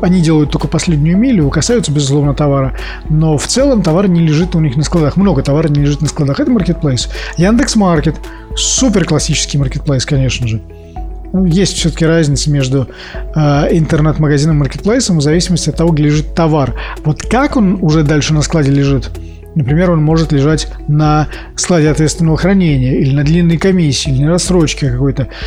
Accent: Saint Petersburg, Russia; я коренной петербуржец в четвертом

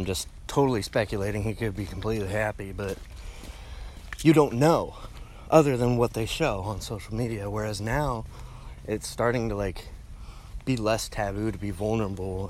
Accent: Oregon, United States; now in Austin, United States; I'm originally from Oregon

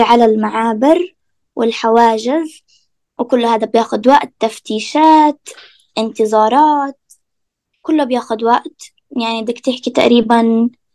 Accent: Hebron, West Bank, Palestine; أنا من الخليل

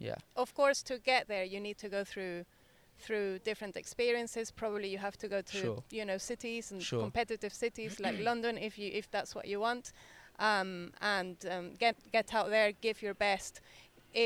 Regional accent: Venezuela; now in United Kingdom; I grew up in Venezuela, so it's a country that used to be rich

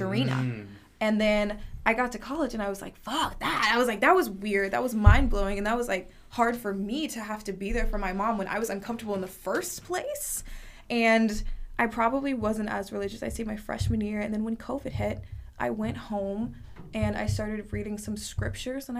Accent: North Carolina, United States; I was raised in North Carolina

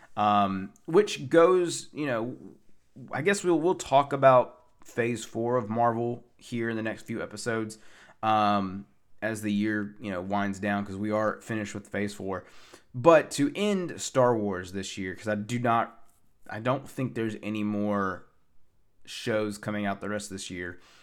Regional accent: Tennessee, United States; from my hotel from my hometown, Tennessee

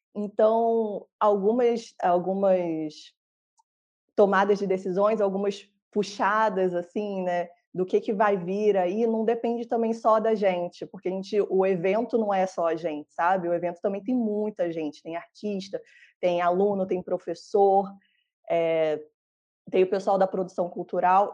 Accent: Rio de Janeiro, Brazil; moved away; Eu sou do Rio

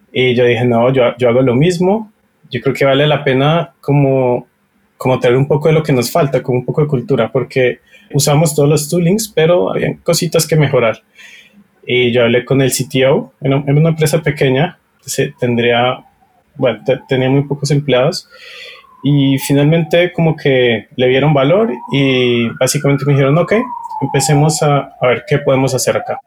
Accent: Colombia; soy colombiano

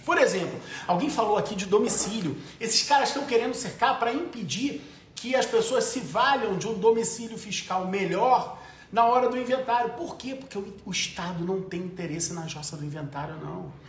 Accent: Brazil; Eu sou brasileiro, eu tenho família.

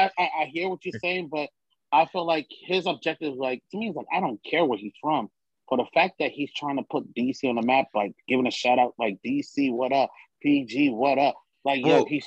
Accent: Abia, Nigeria; I'm from the east. I'm from, you know, I'm from the Abia state, Umaya, you know what I'm saying? The east.

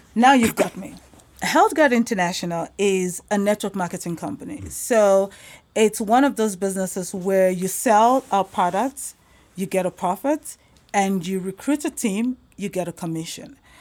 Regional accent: South Africa; also born or lived in Nigeria; I am originally from Nigeria, but um, I've been in South Africa for most of my life

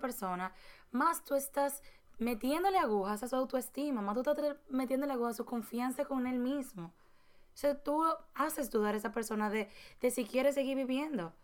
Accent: Dominican Republic; nosotros somos dominicanos

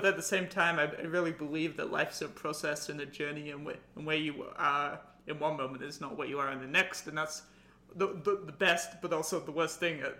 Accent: England, United Kingdom; Obviously, I'm from England

